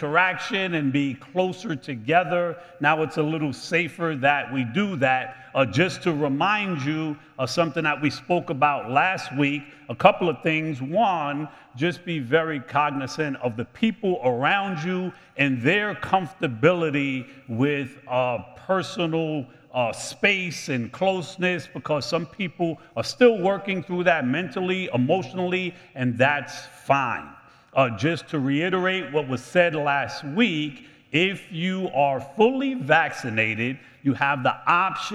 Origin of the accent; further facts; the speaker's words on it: United States; I am American